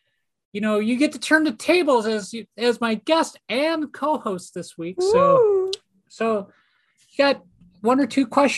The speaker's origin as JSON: {"language": "English", "town": "Minneapolis", "region": "Minnesota", "country": "United States", "tie": "born or raised there", "said": "Minneapolis, St. Paul's my hometown."}